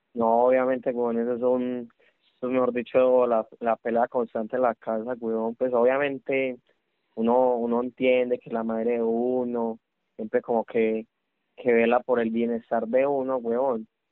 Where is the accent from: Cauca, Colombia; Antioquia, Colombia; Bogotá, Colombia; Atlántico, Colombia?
Antioquia, Colombia; Paisa; los paisas somos así